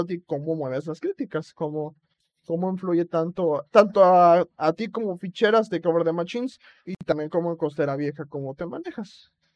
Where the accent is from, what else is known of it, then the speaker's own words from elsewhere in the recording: Acapulco, Guerrero, Mexico; soy orgulloso de que soy de Acapulco